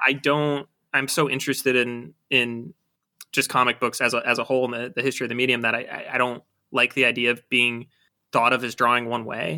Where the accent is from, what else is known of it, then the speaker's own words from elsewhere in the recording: Buffalo, New York, United States; moved away as an adult; growing up in Buffalo